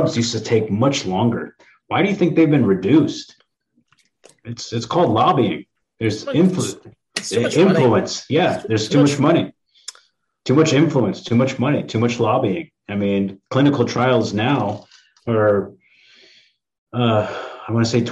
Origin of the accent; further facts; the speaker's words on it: East Coast, United States; I'm from the East Coast too